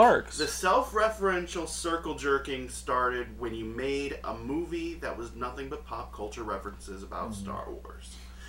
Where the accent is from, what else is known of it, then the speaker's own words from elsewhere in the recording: Southern Ohio, United States; I'm from Southern Ohio, on the Ohio River. Okay, I saw Kentucky every morning.